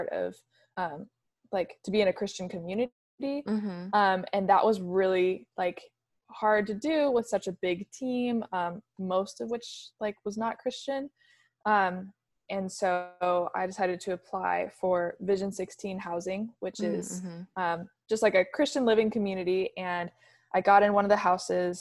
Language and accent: English; Kirkland, Washington, United States; I grew up in Kirkland, Kirkland, Washington. So just across the water from UW